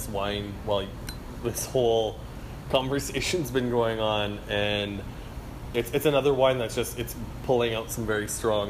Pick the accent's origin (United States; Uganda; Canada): Canada; Yellowknife, Northwest Territories; born there; I was born in Yellowknife.